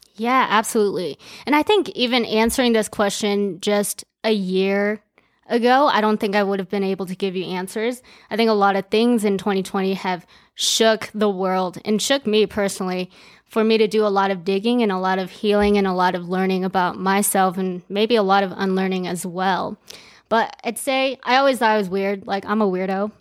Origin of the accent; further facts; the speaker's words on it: Aurora, Colorado, United States; English is a second language; also born or lived in Japan / China; I grew up in Aurora, Colorado, also known as A Town